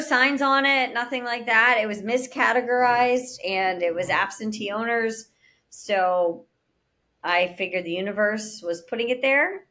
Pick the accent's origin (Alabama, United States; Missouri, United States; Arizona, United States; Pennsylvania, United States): Pennsylvania, United States; Pittsburgh; now in Florida, United States; I'm originally born and raised in Pittsburgh, Pennsylvania